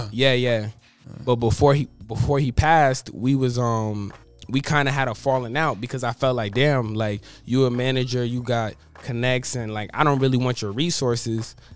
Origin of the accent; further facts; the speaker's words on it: New York, United States; born there; now in Florida, United States; I was born in New York, and then I moved down to Florida.